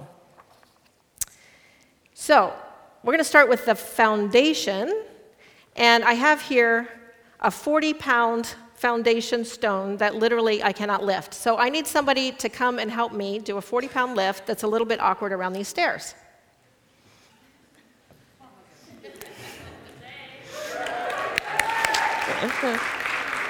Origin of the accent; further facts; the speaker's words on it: Midwest, United States; first language English; I am culturally a Midwesterner and a small town kind of person